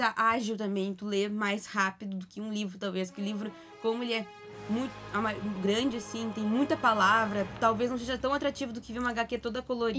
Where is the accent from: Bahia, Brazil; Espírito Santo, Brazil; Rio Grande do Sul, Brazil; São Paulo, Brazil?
Rio Grande do Sul, Brazil; Pelotas; Pelotas, a cidade onde eu cresci